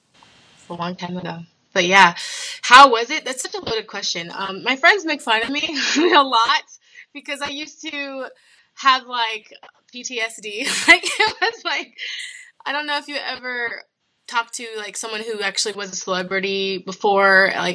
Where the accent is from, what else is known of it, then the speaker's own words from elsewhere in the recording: Toledo, Ohio, United States; now in Columbus, United States; I'm kind of from all over, but I grew up a good portion of my childhood in Toledo, Ohio. So right now I'm in Columbus.